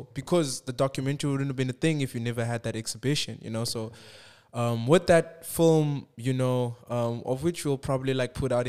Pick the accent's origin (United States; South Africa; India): South Africa; Because I do believe that it's a superpower that we're South African.